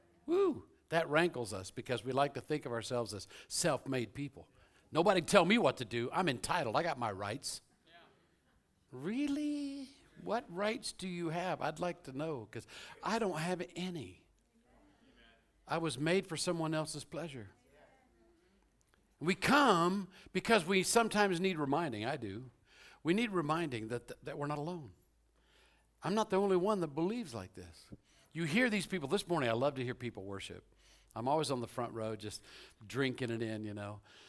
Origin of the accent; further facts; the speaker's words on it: Louisville, Kentucky, United States; born there; I was born in Louisville, Kentucky. I was raised around the world, but my parents are from South Carolina and Georgia.